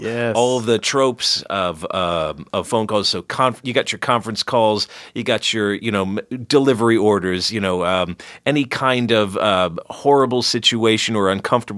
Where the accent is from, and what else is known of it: Los Angeles, California, United States; born or raised there; also born or lived in Chicago